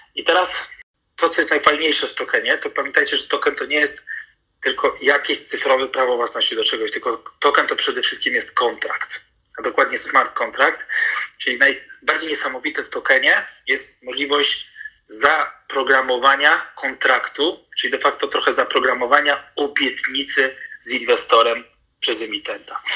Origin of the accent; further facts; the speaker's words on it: North Macedonia; moved away; Ja sam się urodziłem w Macedonii